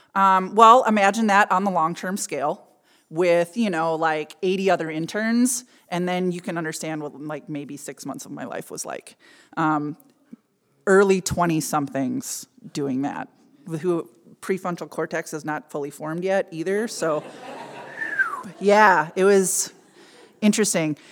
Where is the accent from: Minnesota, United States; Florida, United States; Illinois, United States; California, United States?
Minnesota, United States; suburb of Minneapolis; I grew up in a fairly middle class, um, mostly German and Scandinavian suburb of Minneapolis.